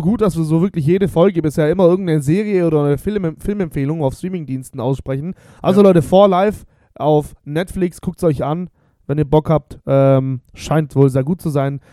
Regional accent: Bosnia & Herzegovina; now in Germany; mein Heimatland Bosnien.

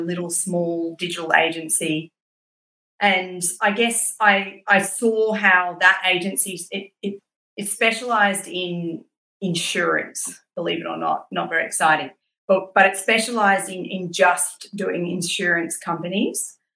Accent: Brisbane, Queensland, Australia; moved away; also born or lived in London; I grew up in Brisbane and went to school in Brisbane

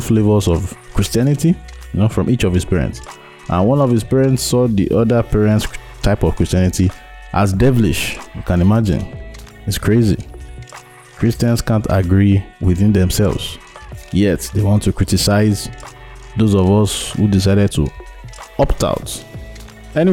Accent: Nigeria; my Nigerian people

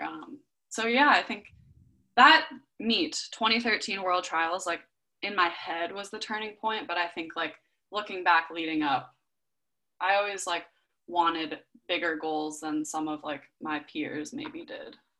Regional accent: Southern California, United States; also born or lived in Berkeley, California; I grew up in Southern California and the sun's out 99% of the days

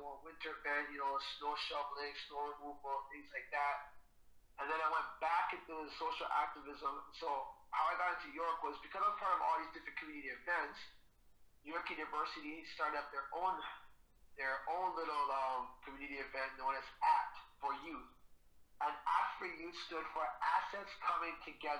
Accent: Toronto, Ontario, Canada; So I'm from Jada Finch originally. I lived there for over 20 years.

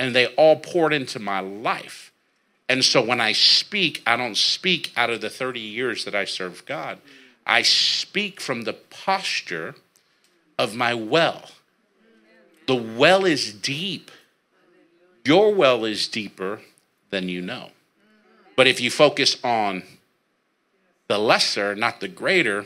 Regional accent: San Jose, California, United States; now in Merced, United States; I was born and raised right here in San Jose, California

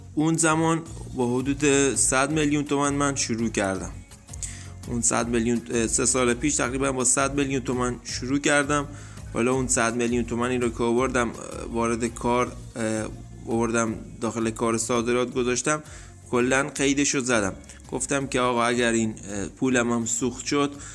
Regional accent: Dezful, Khuzestan, Iran; اهل خوزستان دسپور

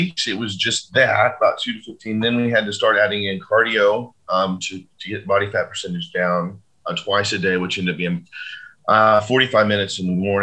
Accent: Fort Worth, Texas, United States; in Fort Worth, you know, in my hometown

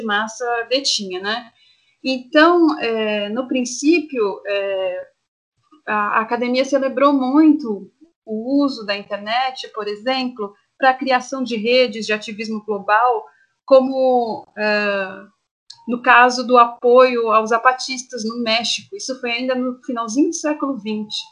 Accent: Santo André, São Paulo, Brazil; eu sou nascida em Santo André, moro em Santo André

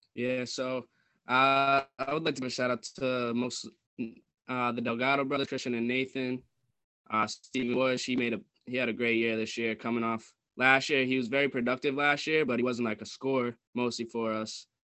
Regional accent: New England, United States; growing up in New England and watching the Patriots

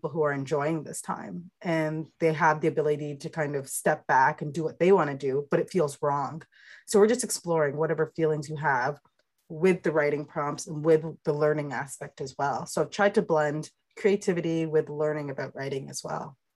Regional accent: England, United Kingdom; I'm British, I'm from England.

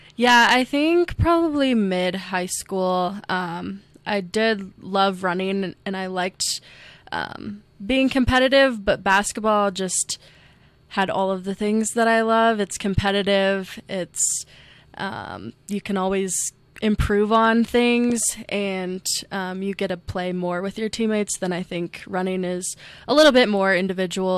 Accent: Ames, Iowa, United States; now in Rapid City, United States; I grew up in Ames, Iowa, um, with my parents and two older brothers

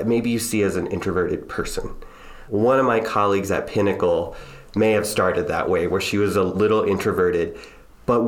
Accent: Strawberry Point, Iowa, United States; I'm a Midwest boy. You know, I grew up in Strawberry Point, Iowa, a little farming town in Northeast Iowa

